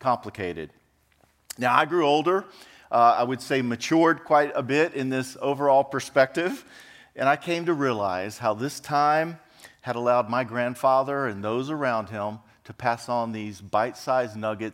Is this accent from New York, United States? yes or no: no; Freer, Texas, United States; moved away; I'm actually was born and raised in a small South Texas town by the name of Freer, F-R-E-E-R, Freer, Texas